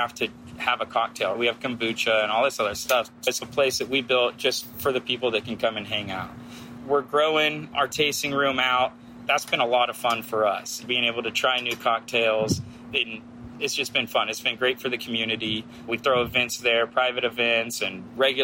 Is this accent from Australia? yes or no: no; Texas, United States; moved away as an adult; also born or lived in Santa Rosa Beach, Florida; now in Florida, United States; I grew up in Texas